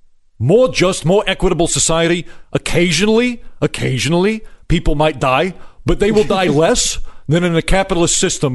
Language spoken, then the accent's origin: English; Brooklyn, New York, United States; I'm originally from Brooklyn